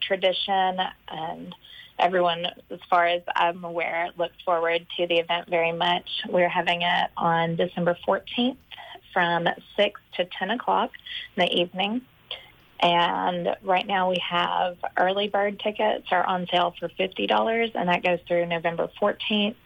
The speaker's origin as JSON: {"language": "English", "region": "North Alabama", "country": "United States", "also_born_or_lived": "Birmingham, Alabama", "moved": "as an adult", "lives_now": "St. Thomas, U.S. Virgin Islands", "said": "I'm from North Alabama, but we also lived in Birmingham as well"}